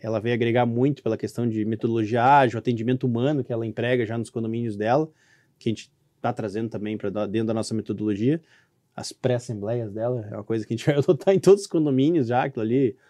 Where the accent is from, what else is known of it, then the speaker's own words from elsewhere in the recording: Canoas, Rio Grande do Sul, Brazil; Canoas, Rio Grande do Sul